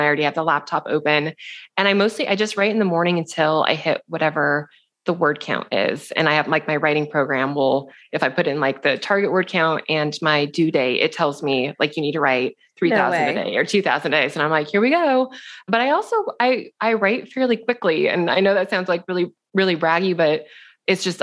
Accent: Seattle, Washington, United States; moved away as an adult; also born or lived in New York City; We're both from Seattle.

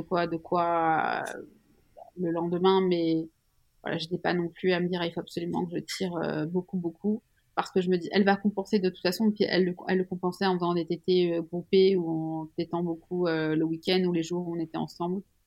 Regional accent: Switzerland; Je suis suisse

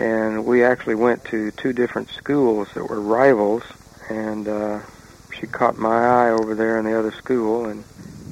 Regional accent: Oklahoma, United States; moved away as an adult; I grew up in Oklahoma

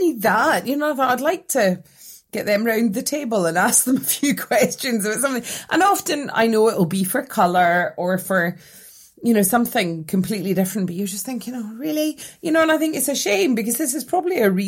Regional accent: Scotland, United Kingdom; as a Scottish person

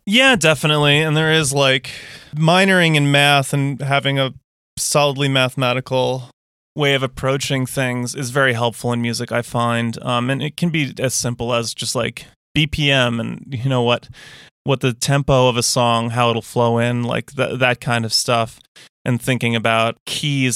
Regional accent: United States

